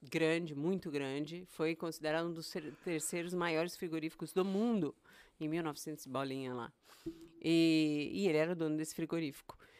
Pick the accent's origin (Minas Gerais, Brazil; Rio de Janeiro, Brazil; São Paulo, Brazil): São Paulo, Brazil; moved away as an adult; also born or lived in Goiânia / Montreux, Switzerland; now in Boston, United States; Eu sou nascida em São Paulo, me criei Ei. em São Paulo, na capital